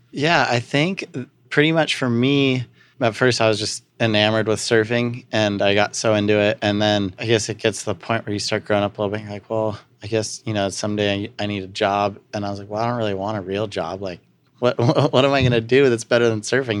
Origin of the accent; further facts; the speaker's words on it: Santa Barbara, California, United States; also born or lived in Pasadena; we grew up outside on some property in Santa Barbara that, uh, my grandparents bought and we moved up from Pasadena when I was, like, three